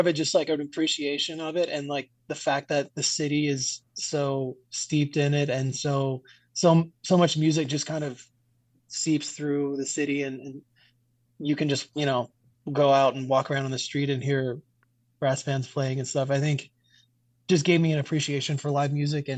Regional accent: New Orleans, Louisiana, United States; growing up in New Orleans, that might be your first experience like seeing live music

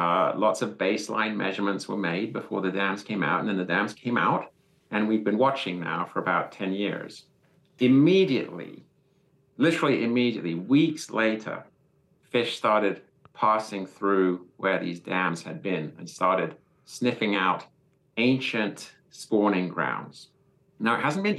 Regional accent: England, United Kingdom; moved away as an adult; now in United States; I'm from England originally

